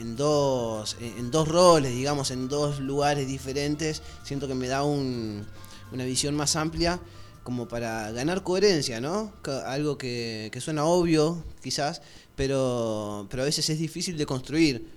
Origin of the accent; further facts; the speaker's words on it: Argentina; yo soy argentino